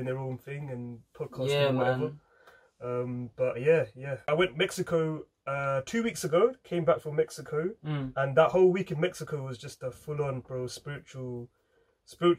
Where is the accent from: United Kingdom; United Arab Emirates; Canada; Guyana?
United Kingdom; England